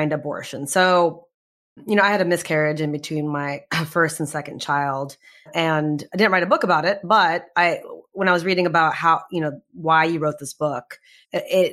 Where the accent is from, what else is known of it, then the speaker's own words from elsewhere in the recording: Texas, United States; I'm from Texas